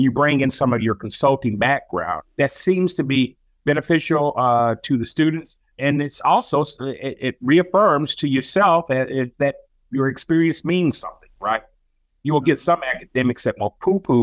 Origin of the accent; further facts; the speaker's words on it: Rome, Georgia, United States; moved away as an adult; also born or lived in Tallahassee, Florida / Washington, D.C. / Ohio; now in Kentucky, United States; I'm originally from Rome, Georgia. So I'm a Southern boy, born and raised